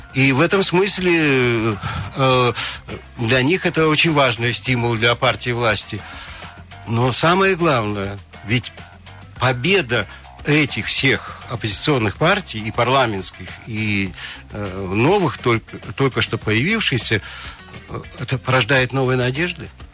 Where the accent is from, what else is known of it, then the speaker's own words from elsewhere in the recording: Kansky District, Krasnoyarsk Krai, Russia; Я сам из Канского района, я знаю сельскую психологию